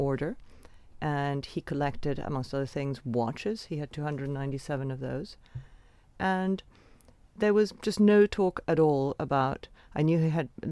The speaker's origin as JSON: {"language": "English", "country": "Venezuela", "tie": "born or raised there", "said": "I grew up in Venezuela with a very mysterious father"}